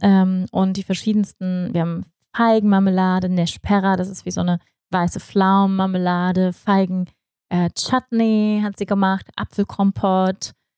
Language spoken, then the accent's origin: German; Germany; moved away; als Deutsche, auch ich